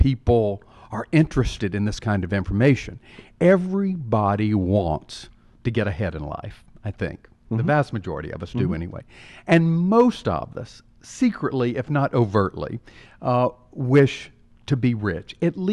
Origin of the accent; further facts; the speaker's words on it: Carrollton, Georgia, United States; my hometown of Carrollton, Georgia